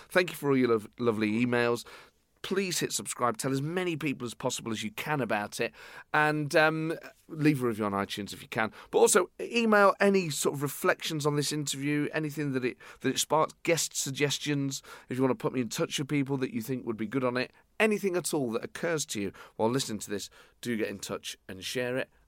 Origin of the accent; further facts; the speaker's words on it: England, United Kingdom; you are English, and even if I'm working class English, I'm still English.